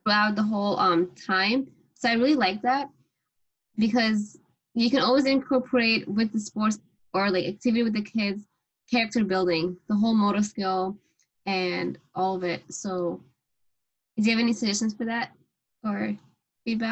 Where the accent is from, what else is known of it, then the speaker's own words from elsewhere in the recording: Syria; I'm also from Syria